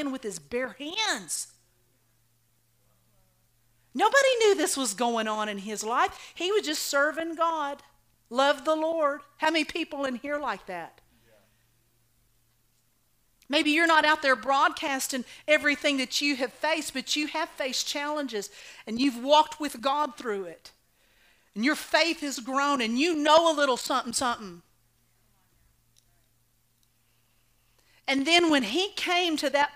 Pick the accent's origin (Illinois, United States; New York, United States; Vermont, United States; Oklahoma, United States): Oklahoma, United States; I was raised in Oklahoma